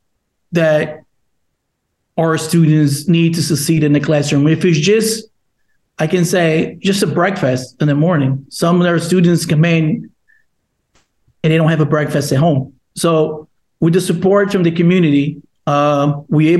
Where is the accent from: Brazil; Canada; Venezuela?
Brazil; English is a second language; now in Long Island, United States; I'm from Brazil, and I was one of the L's. I was one of our students. I'm moved here from Brazil and by myself without any family members